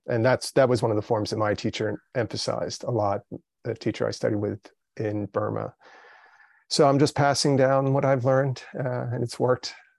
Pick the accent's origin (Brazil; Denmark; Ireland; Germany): Brazil; I was born in Brazil, but raised, you know, in the, in the kind of Western mindset, uh, in my family